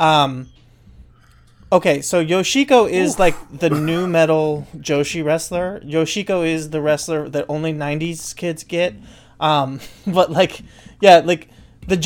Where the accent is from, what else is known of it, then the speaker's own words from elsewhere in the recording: United States; being American